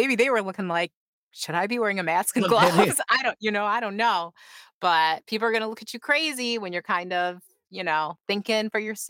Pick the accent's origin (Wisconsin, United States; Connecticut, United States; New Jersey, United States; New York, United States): New York, United States; Rochester; this is my hometown's claim to fame because this shit happened at a Popeye's Chicken in Rochester, New York.